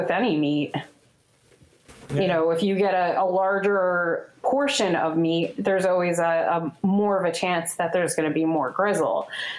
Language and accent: English; Northeast, United States; like we're all from the Northeast, as far as I know.